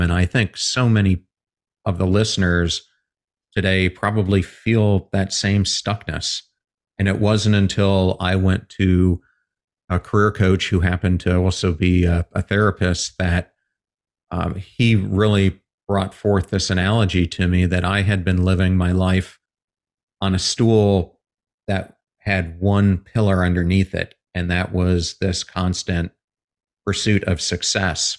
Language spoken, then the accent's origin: English; York / Lancaster, Pennsylvania, United States; moved away as an adult; now in Saint Petersburg, United States; I grew up outside of Philly in York slash Lancaster.